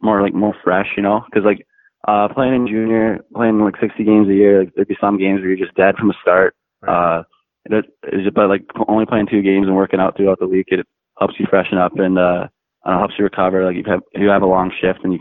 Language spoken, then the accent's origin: English; Bragg Creek, Alberta, Canada; I'm from Bragg Creek, Alberta, just outside of Calgary.